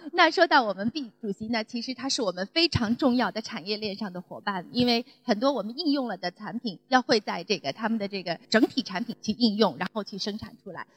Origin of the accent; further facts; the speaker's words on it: China; 我们中国人